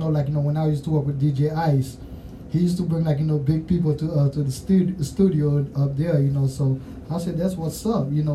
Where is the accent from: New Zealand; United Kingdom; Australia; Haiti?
Haiti; accent: Creole; now in Louisville, United States; y'all might catch my accent. I'm Creole because I'm Haitian